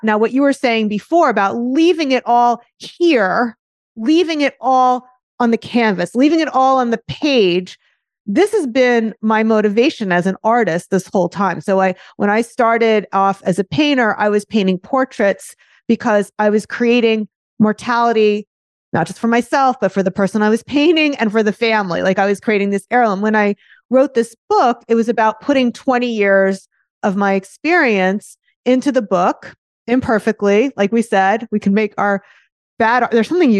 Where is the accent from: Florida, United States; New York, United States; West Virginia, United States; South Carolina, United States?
Florida, United States; This is in Florida in the 1970s.